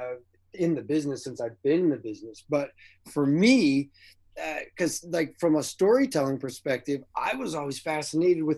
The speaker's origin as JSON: {"language": "English", "area": "just outside of Seattle", "region": "Washington", "country": "United States", "tie": "born or raised there", "also_born_or_lived": "Eugene, Oregon", "said": "I was born in Eugene, Oregon. My parents were both University of Oregon Ducks, but I was raised just outside of Seattle"}